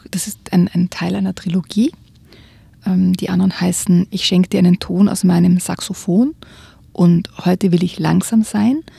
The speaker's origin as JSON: {"language": "German", "country": "Austria", "said": "Also bei uns in Österreich zum Beispiel ist das ein, ein, wirklich eine Redensart."}